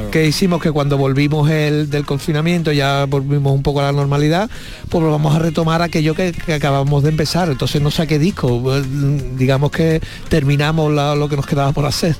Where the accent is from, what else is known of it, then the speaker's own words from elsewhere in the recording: Seville, Andalusia, Spain; yo soy de Santa Teresa, unas casitas bajas que hay justo ah, sí. ¿sabes? Por allí soy yo, Santa Teresa